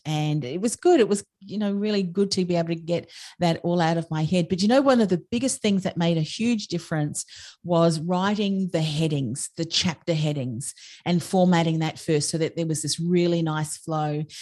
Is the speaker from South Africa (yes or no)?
no; Australia; I'm an Australian